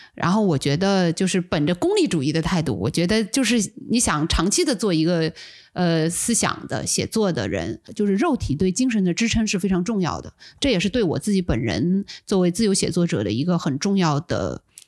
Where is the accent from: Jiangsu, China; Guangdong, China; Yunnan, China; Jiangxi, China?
Jiangsu, China; Suzhou; 我是苏州人嘛，然后我 我住的地方离我们的护城河特别近